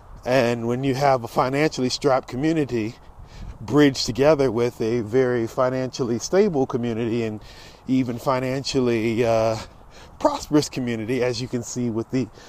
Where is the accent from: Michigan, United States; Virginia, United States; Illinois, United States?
Virginia, United States; Norfolk; born there; I know where I was born in Norfolk. I was born at DePaul Medical Center.